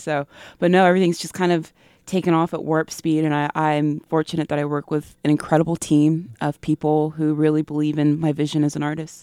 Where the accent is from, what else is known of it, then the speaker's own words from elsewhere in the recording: the South, United States; my experiences growing up in the South